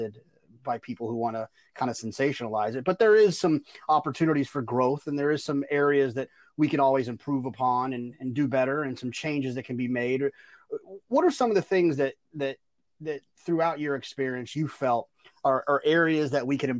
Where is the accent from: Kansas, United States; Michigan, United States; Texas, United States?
Texas, United States; Dallas; moved away; I grew up in Dallas, Fort Worth